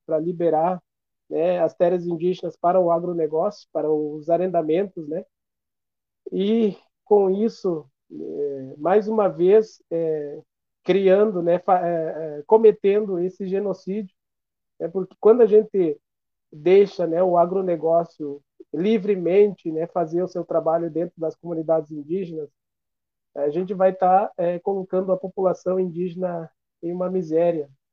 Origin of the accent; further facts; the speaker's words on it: Brazil; somos nós, brasileiros